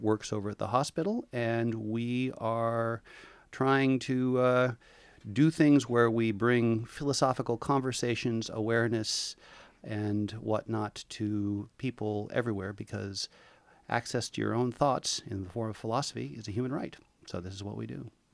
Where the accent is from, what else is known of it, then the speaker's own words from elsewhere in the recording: Portland, Oregon, United States; moved away as an adult; also born or lived in Hawaii; now in Seaside, United States; I was born and raised in Portland